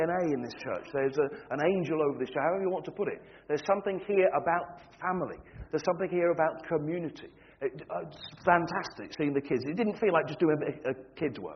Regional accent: Standish, North West England, United Kingdom; moved away as an adult; also born or lived in Wigan; now in Scottish Highlands, United Kingdom; I was born and bred in Wigan. I was raised in Standish.

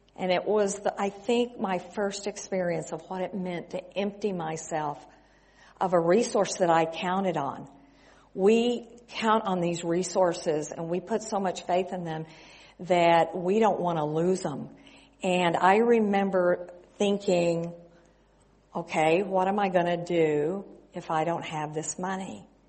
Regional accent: West Texas, United States; moved away as an adult; also born or lived in California / Mexico; I grew up in West Texas

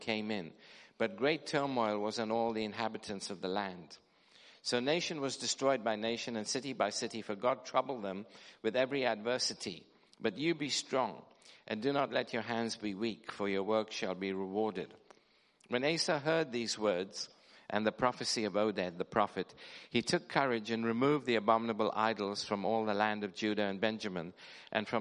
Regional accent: London, United Kingdom; I come from Wembley Harrow area

